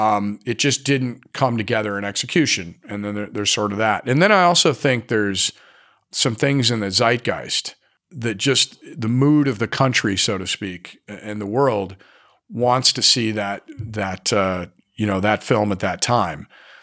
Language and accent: English; Scotland, United Kingdom; And I'm Scottish, so our symbol was a Celtic knot